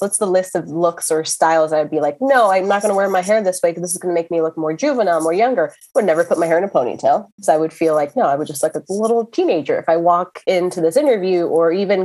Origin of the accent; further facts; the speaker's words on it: Miami, Florida, United States; in my 20s, you know, growing up in Miami